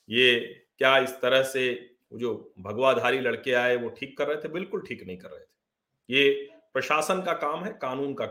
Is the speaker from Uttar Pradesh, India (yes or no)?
yes; Uttar Pradesh, India; जो अवध से वहां भी घूंघट होता है